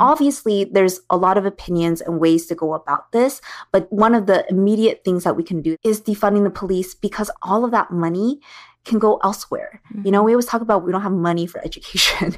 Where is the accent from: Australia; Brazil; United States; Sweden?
United States; California; growing up in Six Two Six